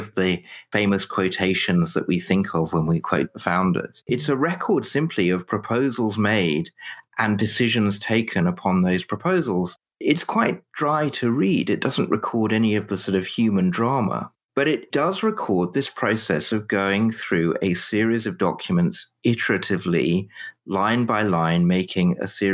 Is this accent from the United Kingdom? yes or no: yes; United Kingdom; I'm British, not American